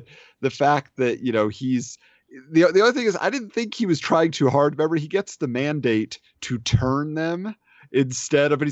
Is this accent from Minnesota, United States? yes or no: no; Southern California, United States; friends that I grew up with in Southern California